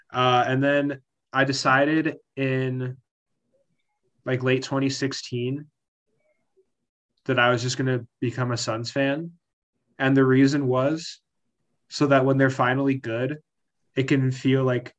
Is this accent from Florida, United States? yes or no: no; Arizona, United States; born or raised there; also born or lived in Seattle, Washington